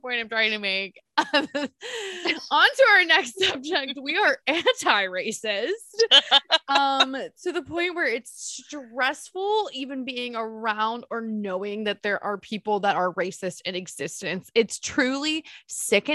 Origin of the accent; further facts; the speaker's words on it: Cincinnati, Ohio, United States; Born and raised in Cincinnati, Ohio